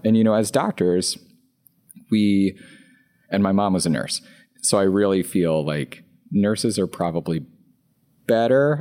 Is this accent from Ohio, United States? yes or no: no; Louisiana, United States; I'm from Louisiana. So I grew up on McDonald's and Taco Bell